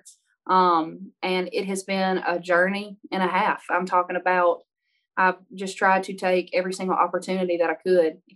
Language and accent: English; Baskin, Louisiana, United States; moved away as an adult; now in Nashville, United States; I'm from Northeast Louisiana, a little town of 300 people, 299 after I left.